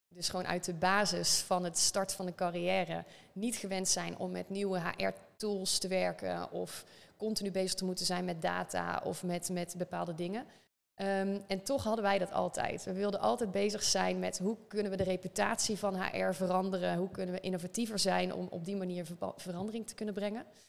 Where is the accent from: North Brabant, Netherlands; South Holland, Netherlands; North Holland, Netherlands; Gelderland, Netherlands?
North Brabant, Netherlands; accent: Brabant; geboren in het Brabantse, zoals je misschien wel een beetje door de zin heen kan horen